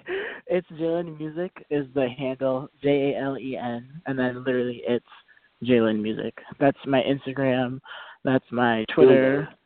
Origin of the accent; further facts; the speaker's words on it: Boston, Massachusetts, United States; I am from Boston, Massachusetts. I'm 20 years old, and I'm an R&B and pop singer.